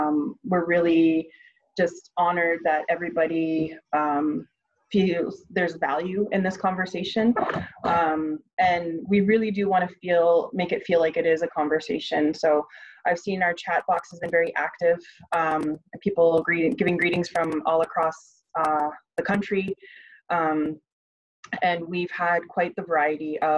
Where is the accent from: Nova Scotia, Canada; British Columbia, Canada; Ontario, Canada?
Ontario, Canada; Northern; now in Ottawa, Canada; I'm originally from Northern Ontario